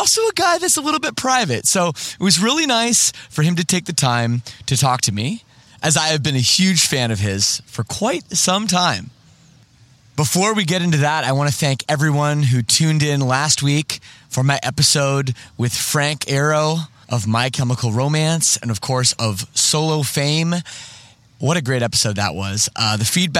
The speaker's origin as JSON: {"language": "English", "town": "Toronto", "region": "Ontario", "country": "Canada", "moved": "as an adult", "lives_now": "Windsor, Canada", "said": "I'm from Toronto too"}